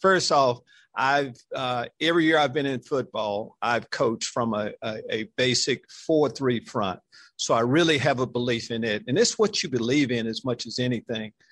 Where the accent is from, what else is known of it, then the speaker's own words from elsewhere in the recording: Texas, United States; you probably know I'm from this state. I'm a product of Texas high school football.